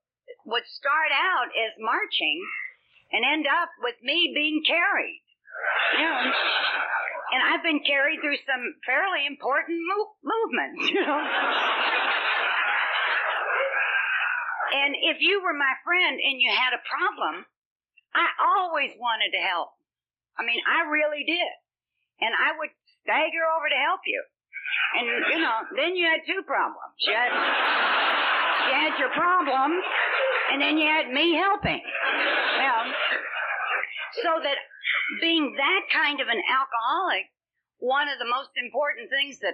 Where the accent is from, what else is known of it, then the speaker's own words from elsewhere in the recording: Louisville, Kentucky, United States; now in Los Angeles, United States; I grew up in Kentucky from a nice family, Irish Catholic family